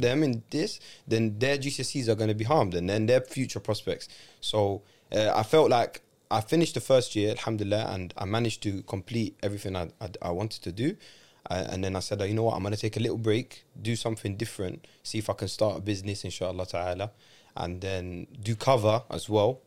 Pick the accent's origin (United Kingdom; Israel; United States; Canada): United Kingdom; London; I grew up in London. I know how London is.